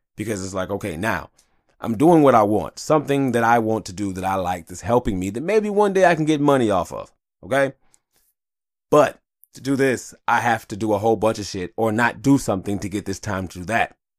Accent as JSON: {"language": "English", "town": "Detroit", "region": "Michigan", "country": "United States", "tie": "born or raised there", "said": "I was born in Detroit, I wanna die in Detroit"}